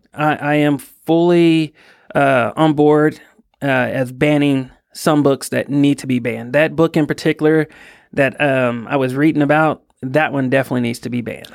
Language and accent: English; Fort Worth, Texas, United States; I was born and raised in Fort Worth, Texas